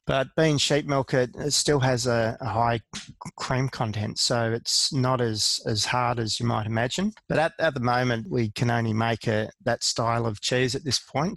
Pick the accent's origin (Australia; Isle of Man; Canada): Australia; as an Australian cheesemaker